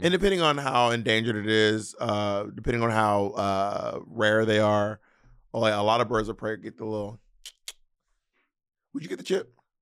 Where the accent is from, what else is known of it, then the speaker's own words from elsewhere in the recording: the South, United States; accent: Southern; I'm from the South and people think our accents are ugly.